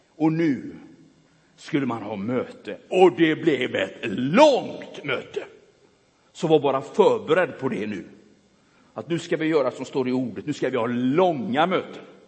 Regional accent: Gothenburg, Västra Götaland, Sweden; born or raised there

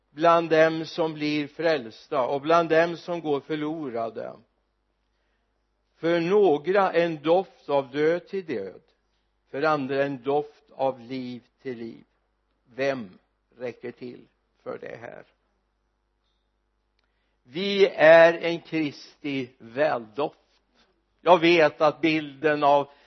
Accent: Mariestad, Västra Götaland, Sweden; i min hemort Mariestad

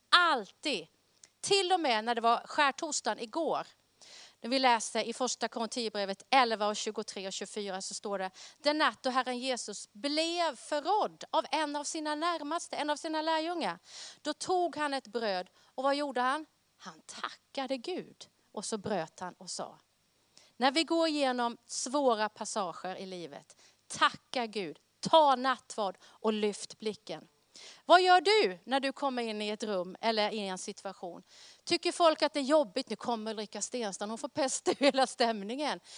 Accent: Karlskrona, Blekinge, Sweden; accent: Blekinge R; now in Västerås, Sweden; Jag är född och uppvuxen i Karlskrona nere i Blekinge

